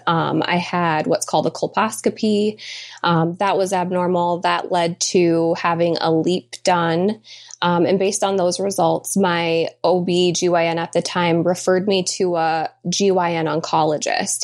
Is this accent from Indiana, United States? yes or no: no; Michigan, United States; we were both born and raised in Michigan, and we still live in Michigan